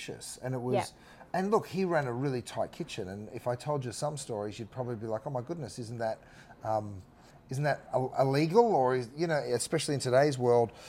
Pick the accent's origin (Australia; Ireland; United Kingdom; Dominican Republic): Australia; now in Los Angeles, United States; I'm an Aussie